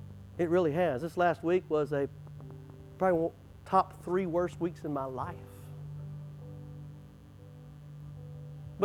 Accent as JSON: {"language": "English", "town": "Wichita Falls", "region": "Texas", "country": "United States", "said": "I'm from Wichita Falls, Texas, but my mom was from Minnesota"}